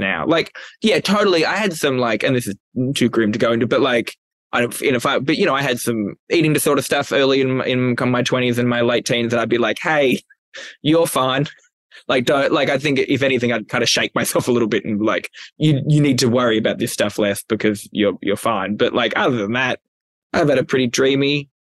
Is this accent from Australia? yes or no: yes; Newcastle, New South Wales, Australia; moved away as an adult; I'm from Newcastle, Australia. It's a lovely place to live, but I don't recommend it for 19 years. 19 years between the years of 1990 to 2009.